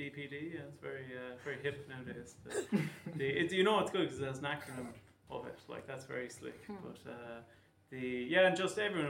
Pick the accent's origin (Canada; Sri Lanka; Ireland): Ireland; Cork, Munster; moved away